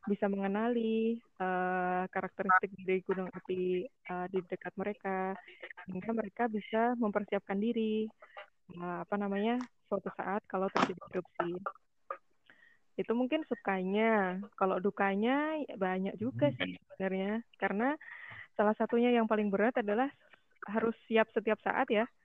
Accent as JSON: {"language": "Indonesian", "town": "Bantul", "region": "Special Region of Yogyakarta", "country": "Indonesia", "tie": "born or raised there", "said": "karena aku, saya kan asli Bantul ya jadi ketika dari SD"}